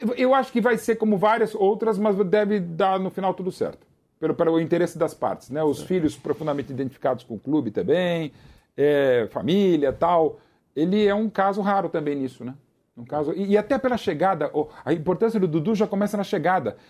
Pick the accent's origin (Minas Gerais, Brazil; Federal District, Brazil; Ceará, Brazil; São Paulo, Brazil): São Paulo, Brazil; um amigo de família lá do Ipiranga, foi a casa onde eu cresci